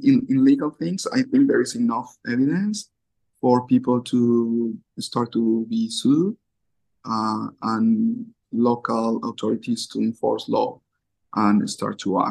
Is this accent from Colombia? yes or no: yes; Colombia; now in Japan; I'm from Colombia